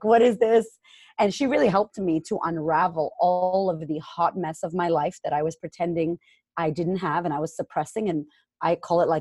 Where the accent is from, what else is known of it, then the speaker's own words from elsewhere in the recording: Boston, Massachusetts, United States; moved away as an adult; also born or lived in Framingham, Massachusetts; now in Australia; I'm originally from Boston, Massachusetts. Shout out to Framingham